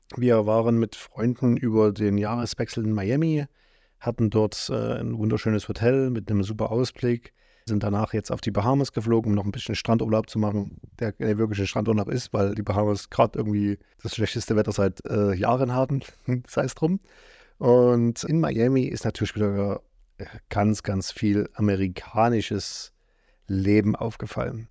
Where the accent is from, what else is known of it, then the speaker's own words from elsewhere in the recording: eastern Germany, East Germany, Germany; bei uns im Osten